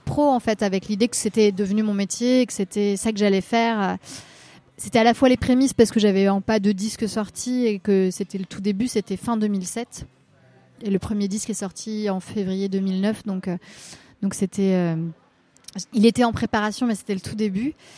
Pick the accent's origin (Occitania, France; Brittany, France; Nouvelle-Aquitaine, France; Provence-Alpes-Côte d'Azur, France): Brittany, France; Rennes; moved away as an adult; now in Paris, France; je, suis née à Rennes et j'ai grandi dans, un petit, dans une petite ville dans la métropole rennaise et je suis restée dans ce coin-là jusqu'à mes 20 ans où après je suis arrivée euh, à, Paris